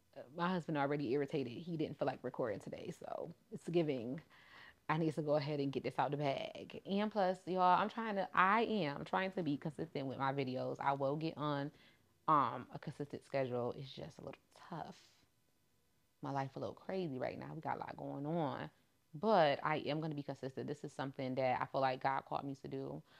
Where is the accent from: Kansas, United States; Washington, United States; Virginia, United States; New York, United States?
New York, United States; I'm from New York, the trenches and the hood